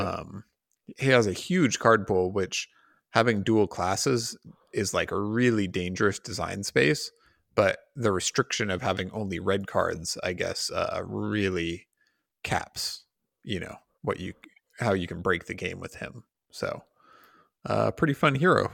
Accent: United States; as an American

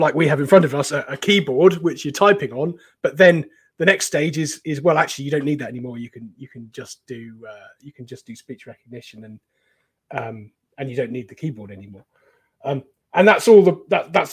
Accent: Cornwall, South West England, United Kingdom; I grew up in Cornwall, near Poldhu

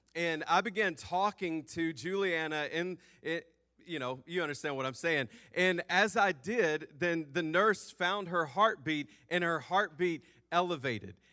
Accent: Memphis, Tennessee, United States; moved away; I'm from Memphis

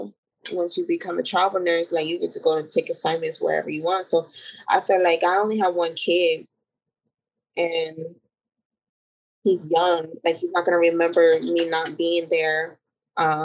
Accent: Arizona, United States; I'm born and raised in Arizona

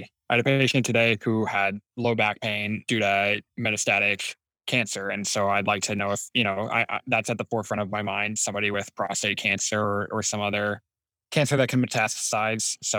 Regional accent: Tacoma, Washington, United States; moved away as an adult; also born or lived in Seattle, Washington; now in Chicago, United States; I am originally from Tacoma, Washington, and I spent about the latter half of my life in Seattle, Washington.

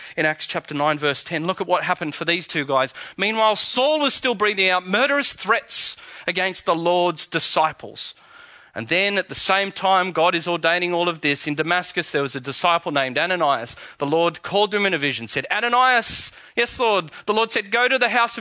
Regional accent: Australia; accent: Aussie; my Aussie accent

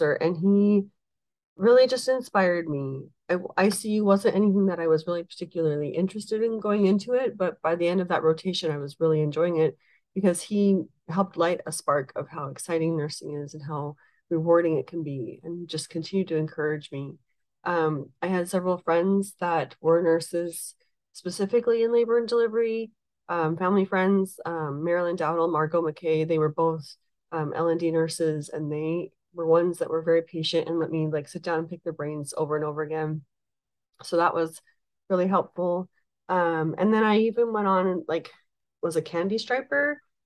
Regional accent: Glendora, California, United States; also born or lived in Provo, Utah; when I see somebody that I grew up with in Glendora, it's special and that feels like home

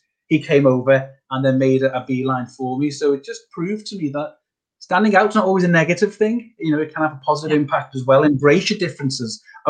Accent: Whiston, North West England, United Kingdom; also born or lived in Huyton; I grew up in Whiston, and then we moved to the other side of Knowsley, which when you're a young person feels miles away, but Knowsley's not that big if you know it, and we moved to Highton

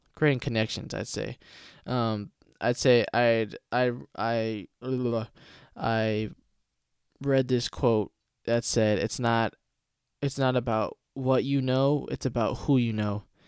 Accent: Stockton, California, United States; now in Lodi, United States; I was born and raised in Stockton, California

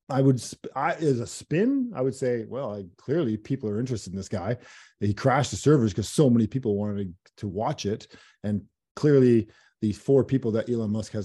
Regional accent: Canada; as a Canadian

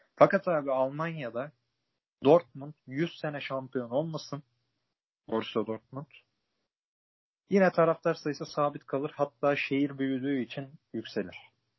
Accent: İzmir, Turkey; ben de doğma büyüme Hatta ailesi yüz elli, iki yüz yıldır İzmir'de yaşayan birisi olarak

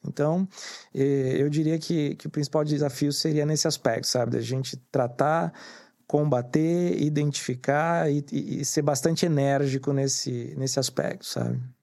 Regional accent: Santos, São Paulo, Brazil; eu sou nascido em Santos

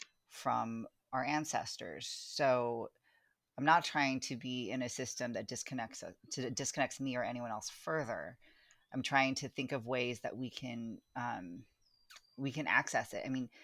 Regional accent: California, United States; now in Baltimore, United States; I'm as much a Californian as I am, you know, someone whose ancestors are from the Philippines. And right now I live in Baltimore

